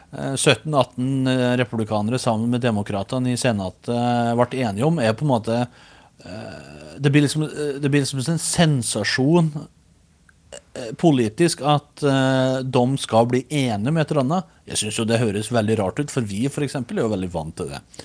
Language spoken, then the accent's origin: Norwegian; Os, Innlandet, Norway; accent: Os dialect (osing); Hjemme er gården på Os i Østerdalen, som er rett søra for Røros